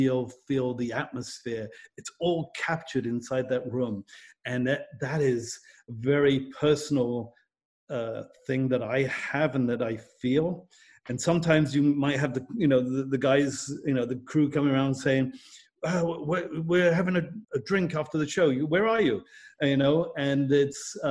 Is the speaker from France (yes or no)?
no; United Kingdom; I'm British